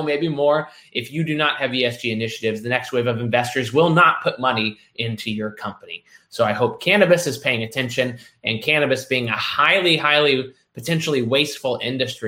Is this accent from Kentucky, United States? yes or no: yes; Kentucky, United States; I am a Kentuckian by birth. I love this for my home state, the bluegrass state